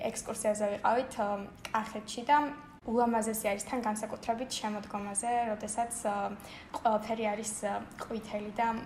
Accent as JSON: {"language": "Georgian", "town": "Batumi", "region": "Adjara", "country": "Georgia", "tie": "born or raised there", "said": "ჩვენი მშობლიური ქალაქი ბათუმი."}